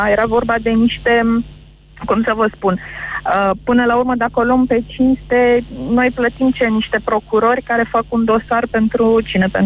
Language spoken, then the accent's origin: Romanian; Bucharest, Romania; Din București.